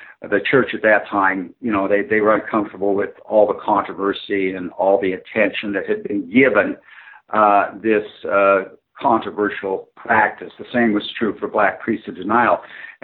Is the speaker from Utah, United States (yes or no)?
yes; Midvale, Utah, United States; also born or lived in Salt Lake City, Utah; I'm a native Utah. I grew up I was born in Salt Lake City, war baby. I was born in 1942. And I came of age in a small town south of Salt Lake City, kind of Midvale, Utah.